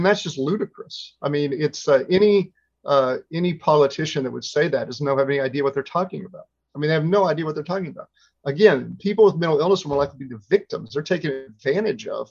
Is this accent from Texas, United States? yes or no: yes; Texas, United States; I come from Texas